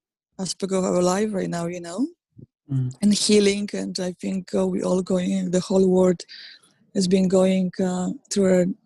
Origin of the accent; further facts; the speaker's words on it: Poland; English is a second language; now in New York, United States; Even the fact that I moved from Poland to New York, it was all connected to it.